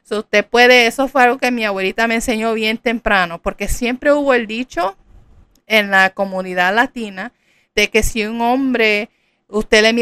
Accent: Puerto Rico; yo soy puertorriqueña, en Puerto Rico, bougie significa come mierda.

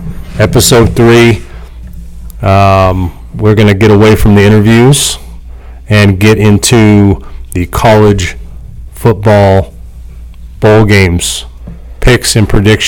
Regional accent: California, United States; moved away; And I hate California. I'm from there. I'm born and partially raised

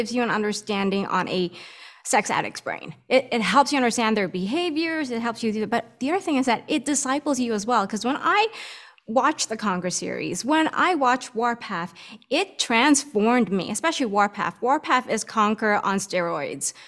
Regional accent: Philippines; English is a second language; I'm Filipino.

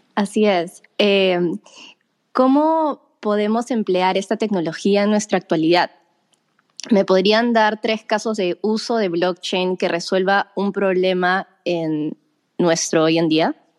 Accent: Peru; los dos somos peruanos

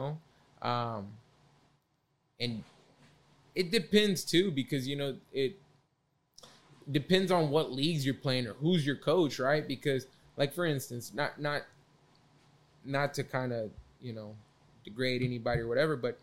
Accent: Carrollton, Texas, United States; I grew up in Carrollton

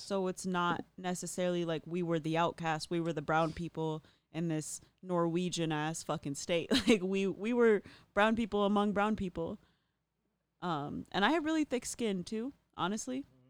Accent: Apple Valley, Minnesota, United States; also born or lived in Lakeville, Minnesota; I grew up in Apple Valley, Lakeville

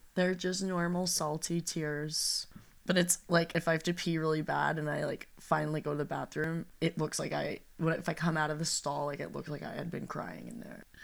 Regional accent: Los Angeles, California, United States; we are from the San Fernando Valley

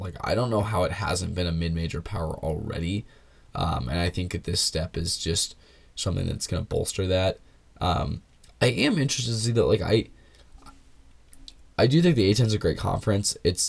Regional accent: Kansas City, United States; I'm from Kansas City.

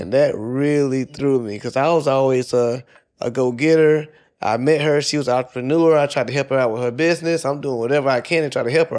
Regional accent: South Carolina, United States; moved away as an adult; also born or lived in Georgia / Washington, D.C.; I'm originally from South Carolina, and this is after I got the military. So, I joined the military. I was living in Georgia. I moved to D C

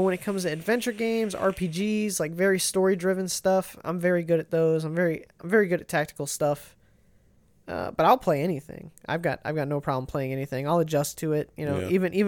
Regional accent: Ohio, United States; We're from Ohio.

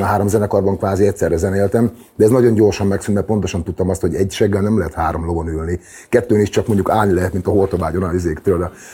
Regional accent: Debrecen, Hajdú-Bihar, Hungary; az a város, ahol születtem, meg ahol felnőttem, meg ahol éltem világéletemben

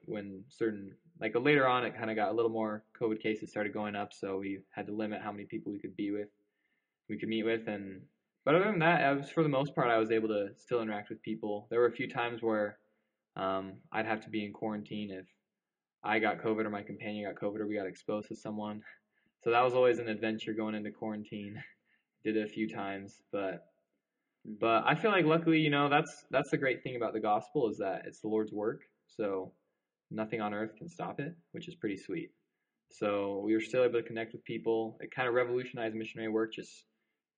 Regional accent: Chandler, Arizona, United States; moved away as an adult; now in Provo, United States; I'm from Chandler, Arizona

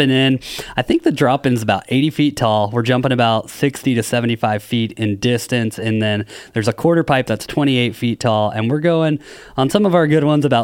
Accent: Knoxville, Tennessee, United States; also born or lived in Encinitas, California; now in Carlsbad, United States; I was actually born and raised in Knoxville, Tennessee

